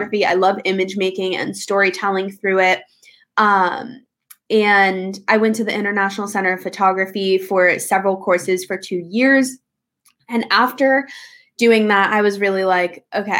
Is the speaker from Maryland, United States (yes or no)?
no; New York City, New York, United States; moved away as an adult; also born or lived in Los Angeles, California; I am born and raised in New York City, grew up on the Upper East Side